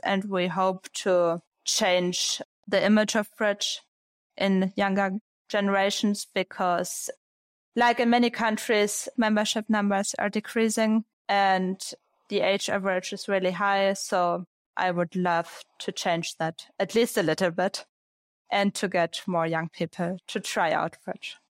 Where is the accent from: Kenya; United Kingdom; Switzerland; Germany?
Germany; Braunschweig, Lower Saxony; So it was a club in Braunschweig was my hometown. It's in the north of Germany.